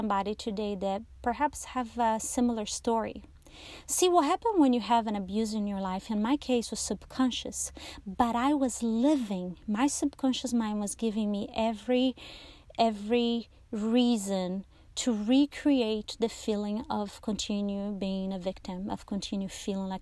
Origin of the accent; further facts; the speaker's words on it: Brazil; I was born in Brazil